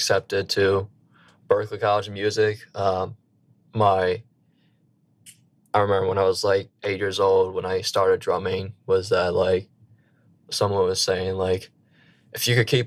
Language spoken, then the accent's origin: English; Slidell, Louisiana, United States; moved away as an adult; now in Boston, United States; I am from a small town called Slidell, Louisiana